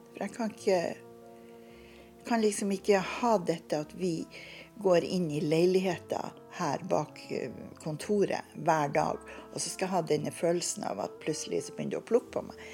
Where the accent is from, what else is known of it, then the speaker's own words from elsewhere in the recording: Bodø, Nordland, Norway; moved away as an adult; vi kom ifra Bodø.